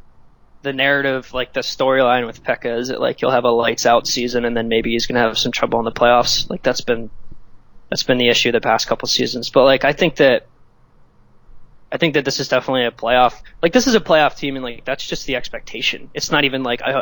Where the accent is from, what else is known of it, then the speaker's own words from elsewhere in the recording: United States; As an American